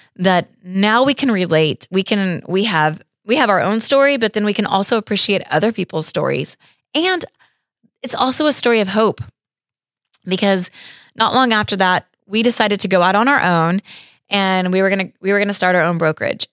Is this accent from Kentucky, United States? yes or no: no; Stillwater, Oklahoma, United States; moved away as an adult; now in Tulsa, United States; born and raised in Stillwater, Oklahoma, really rural area outside of Stillwater, uh, out in the country